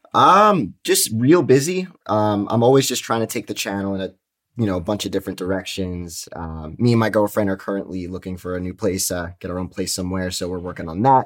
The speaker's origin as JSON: {"language": "English", "region": "New York", "country": "United States", "said": "I'm from New York"}